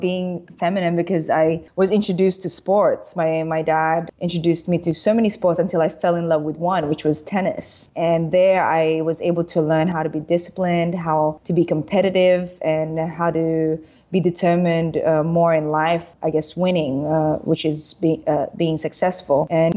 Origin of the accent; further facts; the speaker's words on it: Sydney, New South Wales, Australia; moved away as an adult; now in Philippines; with my accent, I guess you can tell I grew up in Australia. So we left when I was 6 years old. We migrated to Sydney and I went to school there, finished college there, and then I came back to the Philippines.